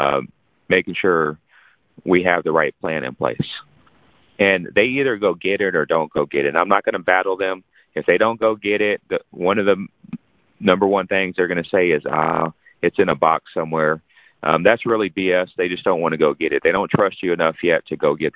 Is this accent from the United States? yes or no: yes; San Antonio, Texas, United States; now in Fort Worth, United States; I was born in San Antonio